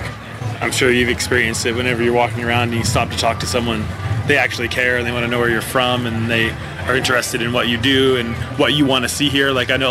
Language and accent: English; Denman Island, British Columbia, Canada; I'm a filmmaker from Denman Island, BC.